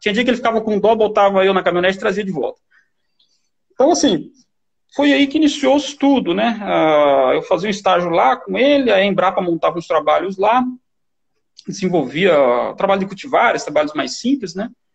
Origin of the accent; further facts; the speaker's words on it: Cerejeiras, Rondônia, Brazil; moved away as an adult; also born or lived in Assis Chateaubriand, Paraná / Minas Gerais / Primavera do Leste, Mato Grosso; viemos de Minas para Rondônia. É aqui que começou a nossa trajetória como família, né? Trinta e poucos anos atrás, né? Cerejeiras, a cidadezinha pequena